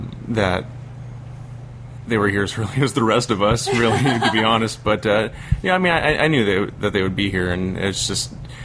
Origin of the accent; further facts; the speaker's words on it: Peoria, Arizona, United States; I am from Peoria, Arizona. It's right outside of Phoenix. That's about 390 miles from here.